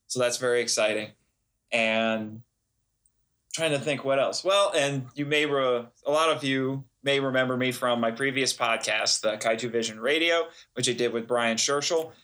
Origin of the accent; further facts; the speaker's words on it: Fort Wayne, Indiana, United States; I was born in Fort Wayne, Indiana. I am a born and raised Hoosier boy